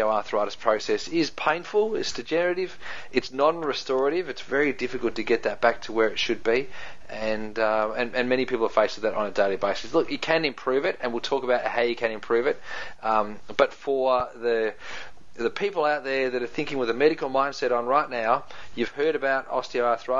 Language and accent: English; New Zealand; accent: Kiwi; That's my Kiwi accent coming out there